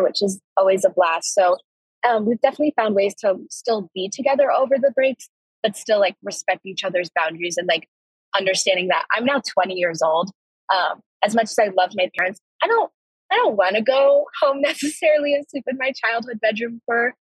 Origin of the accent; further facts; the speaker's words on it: Evergreen, Colorado, United States; Being from Colorado, I'm from Evergreen, Colorado, which is about like an hour, hour and a half away from here.